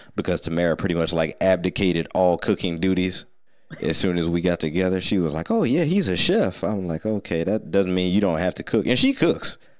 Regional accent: Sandusky, Ohio, United States; moved away as an adult; also born or lived in Atlanta; growing up in Sandusky, like you said, Pizza House, what, we had something on every corner of this tiny town

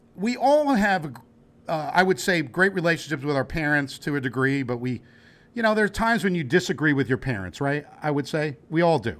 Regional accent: New Jersey, United States; we're from Jersey

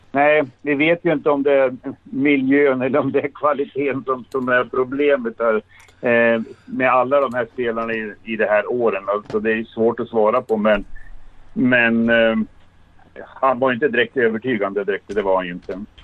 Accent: Sweden; som vi svenskar brukar säga

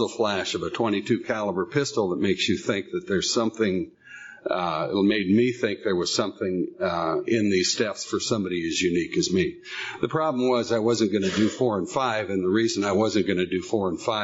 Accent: San Diego, California, United States; moved away as an adult; now in Northern California, United States; I lived in, was born and raised in San Diego

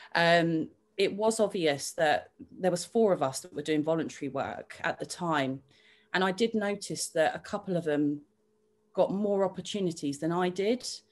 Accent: Littlehampton, South East England, United Kingdom; also born or lived in Brighton / Hove; originally, I grew up in Littlehampton. Um, I left there when I was 13 years old, came to Brighton when I was 14

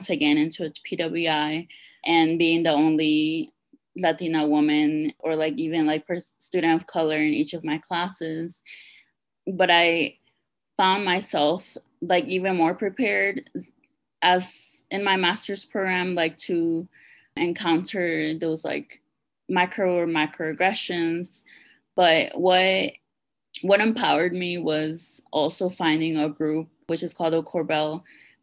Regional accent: Washington, District of Columbia, United States; moved away as an adult; also born or lived in Peru / Lewisburg, Pennsylvania; now in Denver, United States; I was born in Peru. I migrated to Washington, D.C. when I was 8, and I was raised in D.C.

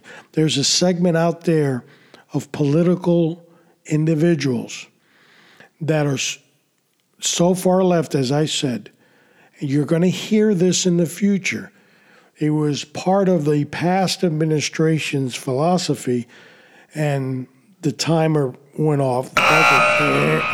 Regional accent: New York City, New York, United States; When I was a kid growing up in New York City

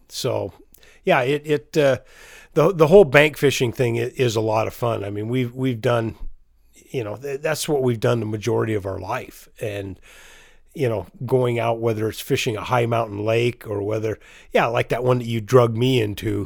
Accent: Chelan, Washington, United States; I grew up in, in Lake Chelan

